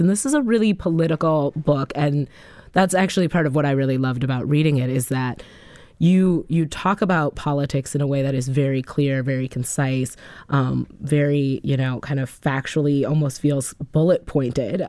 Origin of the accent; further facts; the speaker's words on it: Madison, Wisconsin, United States; born and raised in Madison, Wisconsin